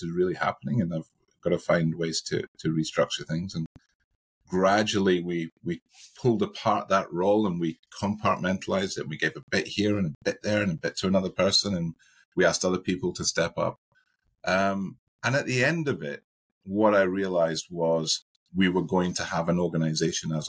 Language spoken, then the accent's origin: English; Scotland, United Kingdom; I live in one part of Scotland and I work in another part of Scotland. So on a Friday night, I go back to my hometown